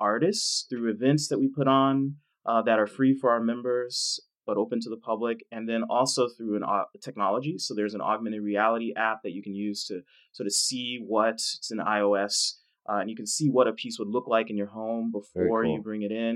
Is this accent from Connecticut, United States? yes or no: no; Dallas, Texas, United States; I grew up in Dallas, poor neighborhood